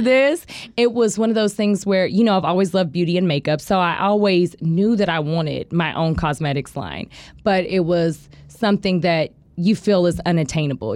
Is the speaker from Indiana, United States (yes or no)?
no; Tulsa, Oklahoma, United States; also born or lived in Muskogee, Oklahoma; I grew up in Broken Arrow. I grew up in Tulsa